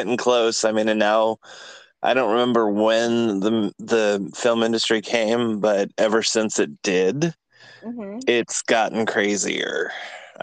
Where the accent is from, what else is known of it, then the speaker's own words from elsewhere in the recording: 45 minutes east of San Francisco, California, United States; moved away as an adult; now in Atlanta, United States; I'm originally from California, like about a half an hour, 45 minutes east of San Francisco